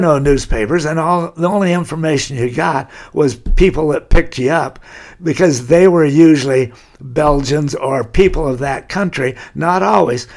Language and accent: English; Laguna Beach, California, United States; I've lived there all my life. I'm born there